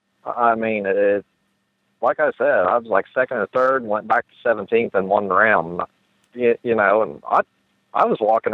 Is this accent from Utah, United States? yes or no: no; West Virginia, United States; I'm from West Virginia